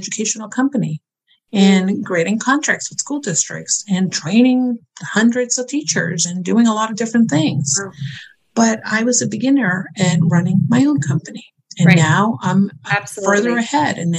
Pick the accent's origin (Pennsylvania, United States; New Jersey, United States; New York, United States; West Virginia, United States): New York, United States; I'm a New Yorker